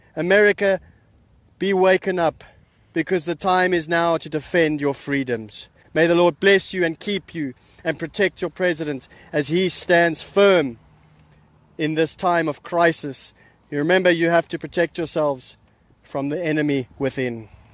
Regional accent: South Africa; I come from South Africa, which is a communist country

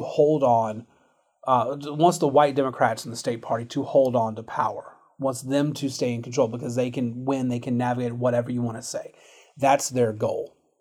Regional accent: United States; as an American

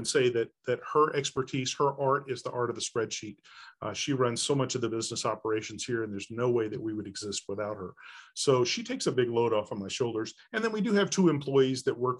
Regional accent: Texas, United States; moved away as an adult; now in Springdale, United States; I was raised in Texas, in Dallas-Fort Worth and in East Texas around Texarkana

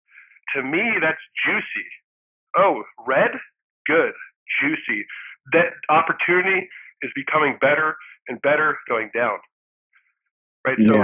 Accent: United States; also born or lived in Philadelphia / Los Angeles; I live in the U.S. I was born in the U.S., but I am also a Swedish citizen

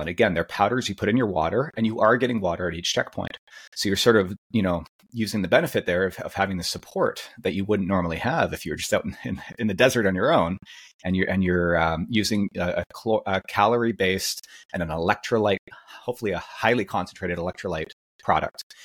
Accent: Canada; as a Canadian.

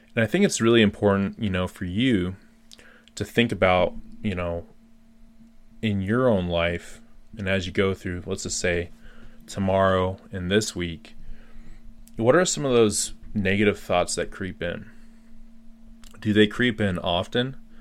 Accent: Colorado, United States; I just got back to my home state of Colorado in the U.S.

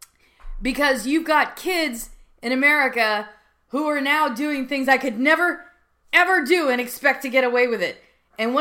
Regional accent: United States; I'm an American.

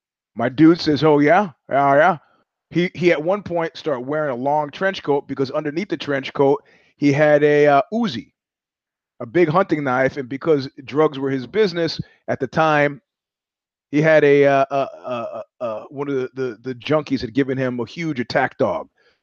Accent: Georgia; I grew up in Georgia and not the southern state.

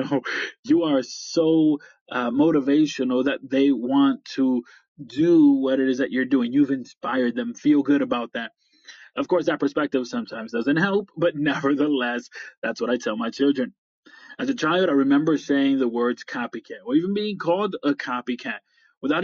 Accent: upstate New York, United States; I am from upstate New York

